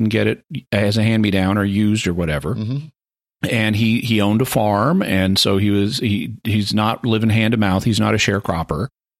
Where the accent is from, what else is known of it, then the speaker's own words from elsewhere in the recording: Fayetteville, Arkansas, United States; My hometown here in Fayetteville, Arkansas